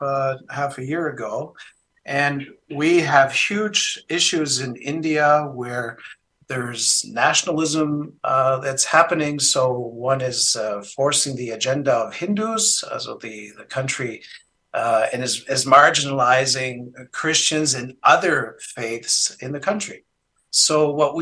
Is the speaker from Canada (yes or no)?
yes; Canada; moved away as an adult; now in Germany; When I was living in Canada, I'm originally a Canadian